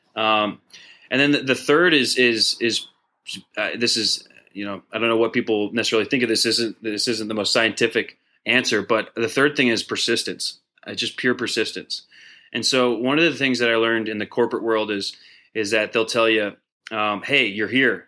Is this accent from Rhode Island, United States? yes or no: no; Dallas, Texas, United States; Dallas, my hometown